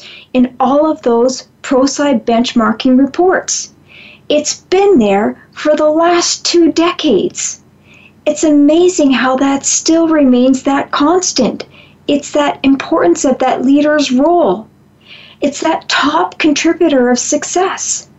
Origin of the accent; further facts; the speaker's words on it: Canada; I'm from Canada